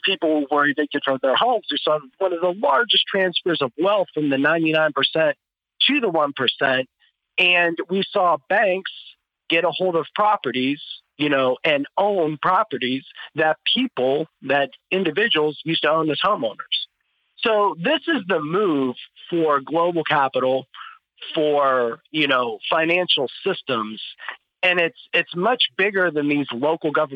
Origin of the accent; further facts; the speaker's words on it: Ohio, United States; I'm from Ohio